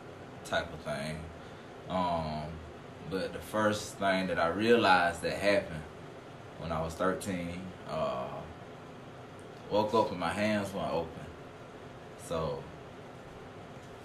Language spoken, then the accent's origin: English; Athens, Georgia, United States; I am from Athens, Georgia, born and raised, you know, Clark County